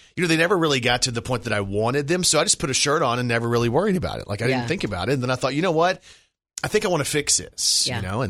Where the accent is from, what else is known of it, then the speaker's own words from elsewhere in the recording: Irving, Texas, United States; I was born in Irving, Texas